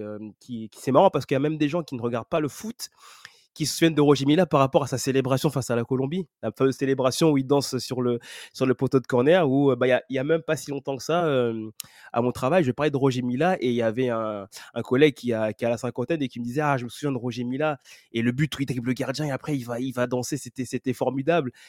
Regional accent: Cameroon; nous connaissons tous en tant que Camerounais

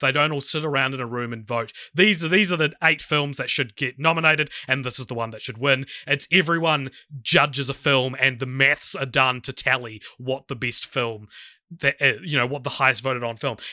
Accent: New Zealand

